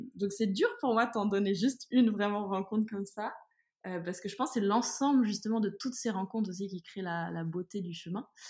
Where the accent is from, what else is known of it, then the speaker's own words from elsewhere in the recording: France; moi je suis française en France